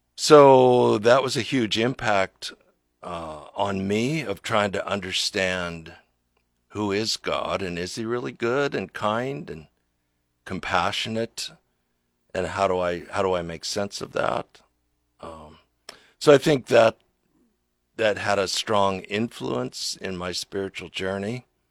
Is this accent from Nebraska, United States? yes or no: yes; Lincoln, Nebraska, United States; I grew up here in Lincoln, right down by Lincoln High.